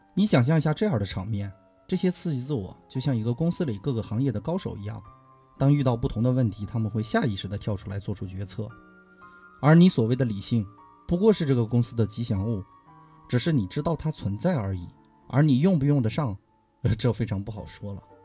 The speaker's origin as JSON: {"language": "Chinese", "region": "Inner Mongolia", "country": "China", "tie": "born or raised there", "said": "我的故乡是内蒙古"}